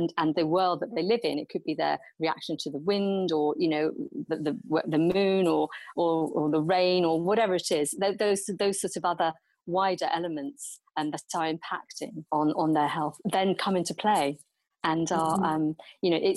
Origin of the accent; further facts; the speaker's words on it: Nigeria; I grew up in Nigeria